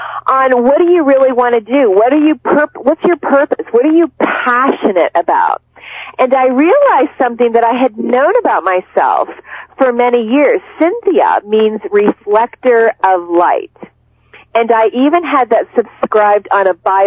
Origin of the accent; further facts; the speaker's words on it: Cincinnati, Ohio, United States; when I was growing up, I'm from Cincinnati, Ohio.